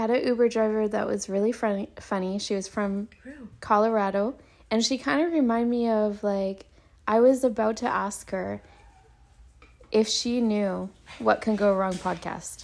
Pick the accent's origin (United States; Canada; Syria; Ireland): Canada; when you're Canadian